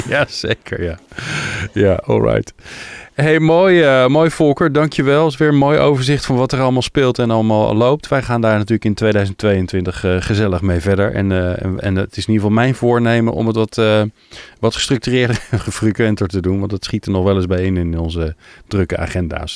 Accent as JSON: {"language": "Dutch", "country": "Netherlands", "said": "we als Nederlanders"}